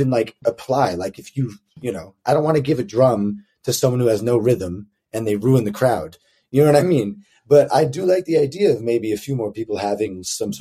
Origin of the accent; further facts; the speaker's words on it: United States; as an American